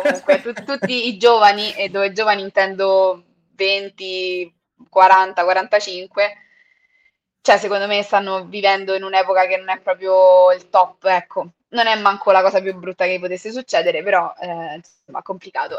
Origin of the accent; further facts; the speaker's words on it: Mentana, Lazio, Italy; a Mentana, che è il posto dove sono cresciuta, quindi vicino a Roma